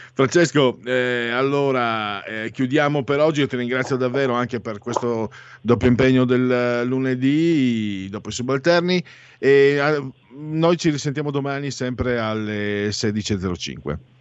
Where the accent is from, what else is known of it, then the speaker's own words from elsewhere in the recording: Italy; now in Milan, Italy; da dove vengo io, cioè tra Friuli e Veneto